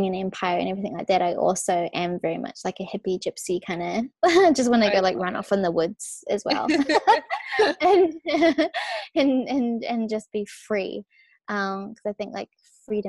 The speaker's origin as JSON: {"language": "English", "country": "New Zealand", "tie": "born or raised there", "also_born_or_lived": "Australia", "moved": "as an adult", "said": "I was born in New Zealand, but I like now I literally only am in New Zealand for Christmas time with my family."}